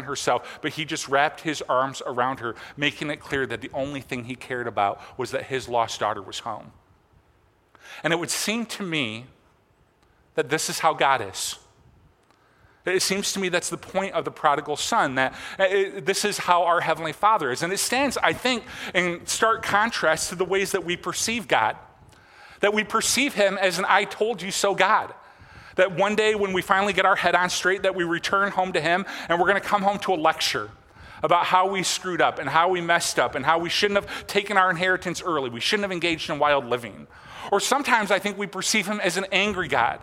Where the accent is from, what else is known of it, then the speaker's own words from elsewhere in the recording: Michigan, United States; I'm not from Traverse City, but I'm from Michigan.